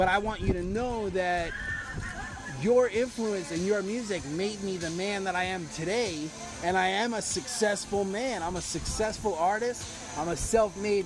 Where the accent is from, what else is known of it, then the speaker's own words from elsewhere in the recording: New York, United States; moved away; Growing up in New York, on the street, you get your bacon, egg, and cheese